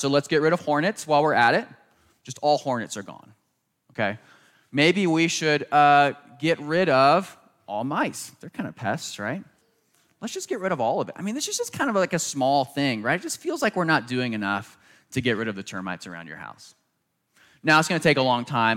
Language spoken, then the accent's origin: English; Southern Maryland, United States; growing up in Southern Maryland, right outside Washington, D C